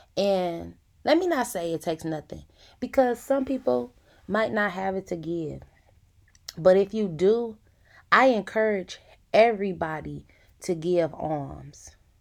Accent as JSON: {"language": "English", "town": "Detroit", "region": "Michigan", "country": "United States", "said": "I am from the east side of Detroit."}